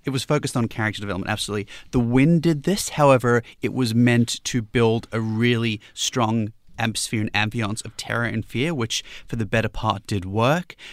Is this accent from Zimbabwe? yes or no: no; Newcastle, New South Wales, Australia; Newcastle, my hometown's next